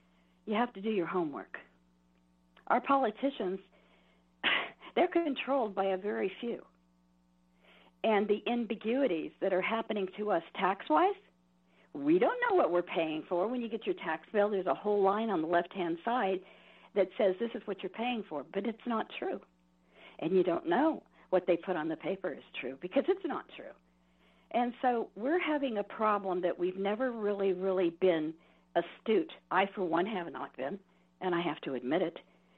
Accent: California, United States; I don't come from here. I come from Southern California, then the Bay Area, and then here.

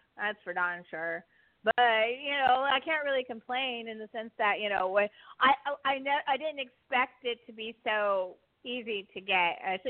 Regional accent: San Pablo, California, United States; where I grew up in San Pablo, California.

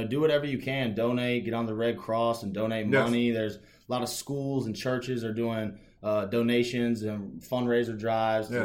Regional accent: Winston-Salem, North Carolina, United States; I wasn't born in Winston-Salem. I was raised in Winston-Salem

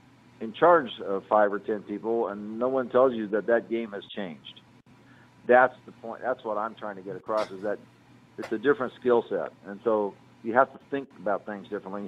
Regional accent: Indianapolis, Indiana, United States; We're from Indianapolis

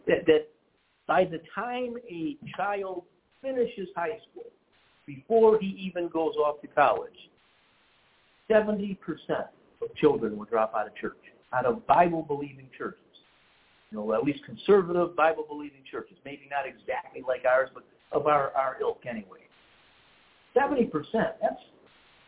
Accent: Detroit, Michigan, United States; We're from Detroit

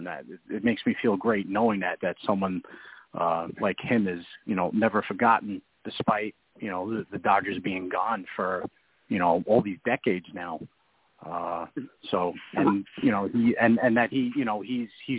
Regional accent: New York City, New York, United States; I was born and bred in the Bronx.

